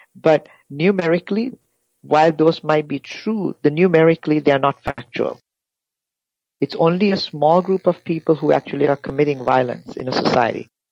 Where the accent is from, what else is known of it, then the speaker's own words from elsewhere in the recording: Sri Lanka; moved away; I'm originally from Sri Lanka. I grew up in Sri Lanka half of my life and half of my life outside the, outside of Sri Lanka